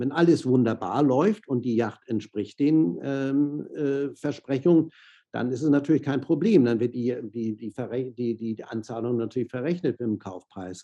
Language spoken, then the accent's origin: German; Hamburg, Germany; also born or lived in Miami / Monaco / Southern France; Hamburger, in, in Hamburg zur Schule gegangen, hier studiert